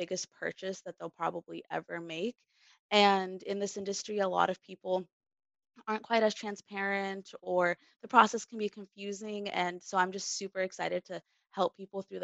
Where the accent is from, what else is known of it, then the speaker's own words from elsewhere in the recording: Bosnia & Herzegovina; now in Seattle, United States; I'm originally from Tehran in Bosnia